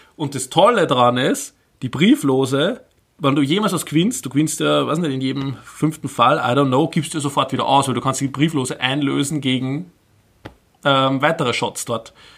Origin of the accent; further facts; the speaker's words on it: Upper Austria, Austria; ich bin ja aus Oberösterreich ursprünglich